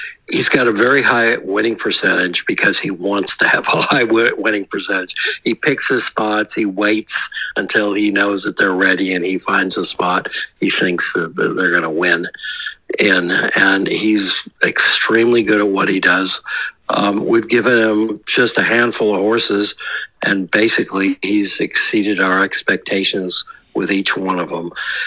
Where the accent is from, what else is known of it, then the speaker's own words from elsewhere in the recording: United States; I'm an American